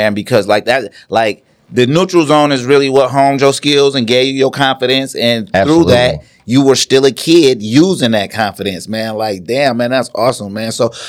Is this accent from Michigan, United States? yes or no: yes; Ann Arbor, Michigan, United States; well, yeah, I opened up for …, like in Ann Arbor, like in my hometown.